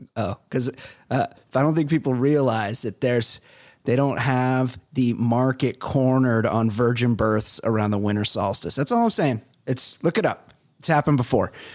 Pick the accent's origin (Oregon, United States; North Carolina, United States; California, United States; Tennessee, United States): California, United States; Costa Mesa; I grew up white trash. I'm from Costa Mesa